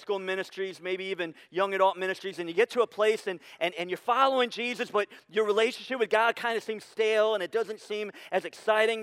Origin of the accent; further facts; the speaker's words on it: Sandusky, Ohio, United States; moved away; also born or lived in Pittsburgh, Pennsylvania; I grew up in Sandusky on Camp Street